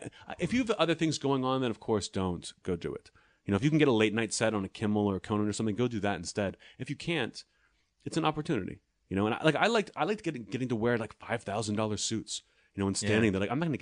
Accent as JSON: {"language": "English", "town": "Pittsburgh", "region": "Pennsylvania", "country": "United States", "tie": "born or raised there", "said": "I'm proud to be from Pittsburgh. But when I go back, they don't even believe that I'm from Pittsburgh. They're like, where's your accent from?"}